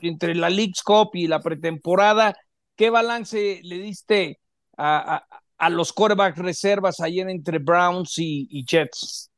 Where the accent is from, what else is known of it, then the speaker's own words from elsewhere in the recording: Mexico; como mexicano